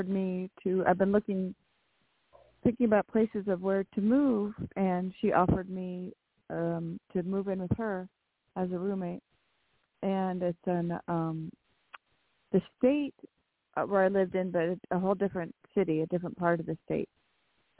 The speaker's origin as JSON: {"language": "English", "region": "California", "country": "United States", "said": "I am from California"}